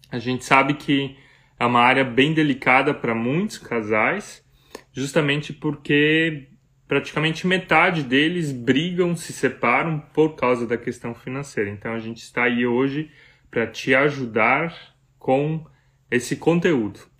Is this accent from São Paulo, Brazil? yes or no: no; near Blumenau, Santa Catarina, Brazil; also born or lived in Germany; nós dois somos de Santa Catarina, aqui do Sul é, pertinho de Blumenau, cidade onde moramos.